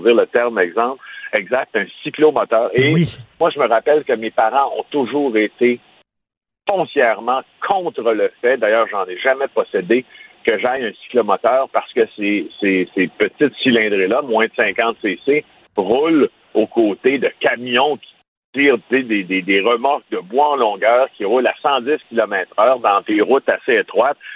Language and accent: French; Abitibi-Témiscamingue, Quebec, Canada; j'ai grandi en Abitibi-Témiscamingue